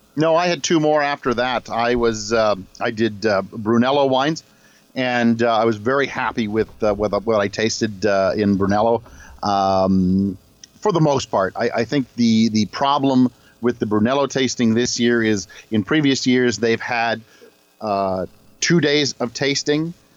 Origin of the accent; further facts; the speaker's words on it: Canada; I'm from Canada